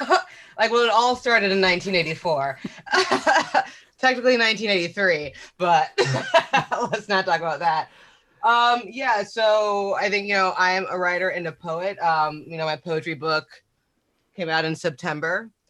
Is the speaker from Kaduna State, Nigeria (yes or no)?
yes; Zaria, Kaduna State, Nigeria; born there; but I was born in Zaria, Nigeria. Like my mother was a Muslim Nigerian woman